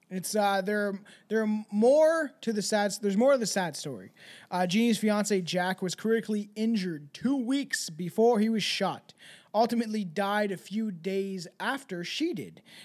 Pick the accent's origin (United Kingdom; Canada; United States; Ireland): Canada; I'm Canadian